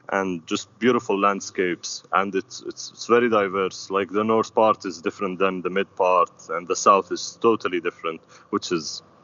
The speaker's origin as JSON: {"language": "English", "town": "Amman", "region": "Amman Governorate", "country": "Jordan", "second_language": "English", "said": "I'm from Amman."}